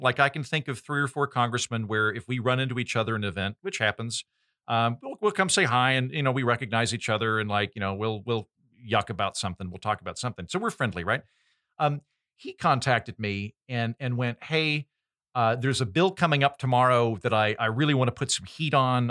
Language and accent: English; Oklahoma, United States; I'm from Oklahoma